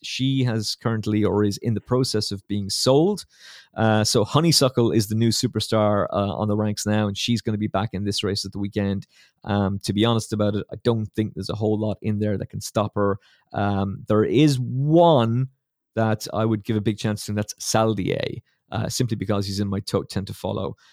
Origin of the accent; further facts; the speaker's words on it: Ireland; as an Irishman